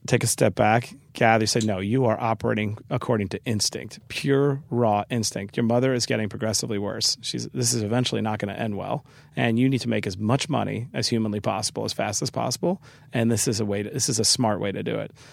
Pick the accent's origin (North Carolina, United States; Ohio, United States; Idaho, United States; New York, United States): New York, United States; New York City; growing up in Queens